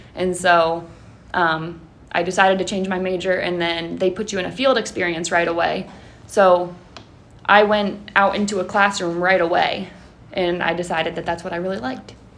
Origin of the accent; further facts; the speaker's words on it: Mount Vernon, Ohio, United States; I am from the area. I'm from Mount Vernon. Um, when I was in high school, I actually played against Highland at the high school.